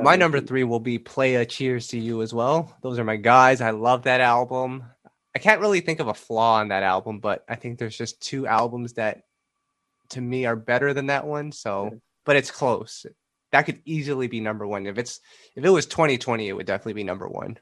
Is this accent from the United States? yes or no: no; Canada; I'm Canadian